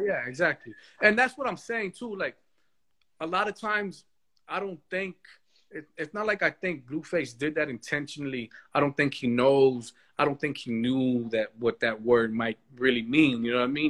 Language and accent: English; United States; I am an American